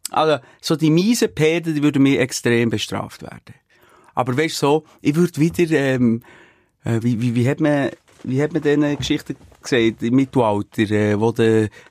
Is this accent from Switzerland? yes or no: yes; Switzerland